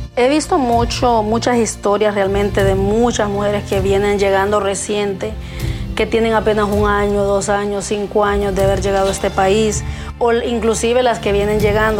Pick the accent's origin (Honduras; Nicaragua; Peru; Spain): Honduras; moved away as an adult; now in United States; no me identificaron nunca como hondureña siempre creían que era mexicana